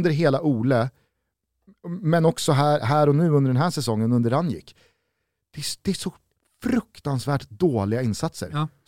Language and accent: Swedish; Sweden; Som svensk